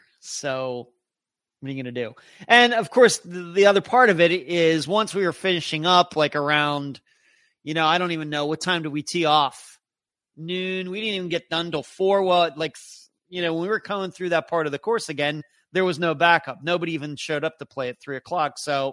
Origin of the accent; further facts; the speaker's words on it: Ohio, United States; Irish heritage in my maternal ancestry, and it's definitely in my bucket list to visit my lifetime. I'm from Ohio.